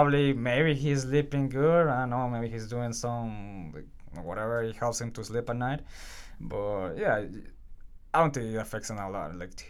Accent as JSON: {"language": "English", "country": "Venezuela", "tie": "born or raised there", "lives_now": "Canada", "said": "It was, I still love Venezuela. Like, I'm also very proud to be Canadian, and I'm very proud to be here in Canada."}